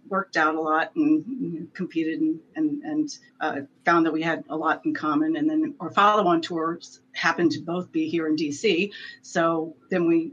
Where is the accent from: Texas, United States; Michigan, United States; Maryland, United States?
Maryland, United States; also born or lived in San Diego; I grew up here in Maryland.